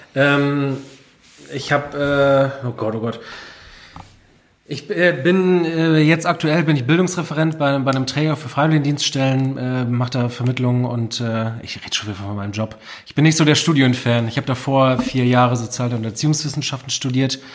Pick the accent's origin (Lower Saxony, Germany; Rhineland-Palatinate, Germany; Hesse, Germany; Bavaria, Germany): Lower Saxony, Germany; Friesoythe; also born or lived in Vechta; meine Heimatstadt Friseute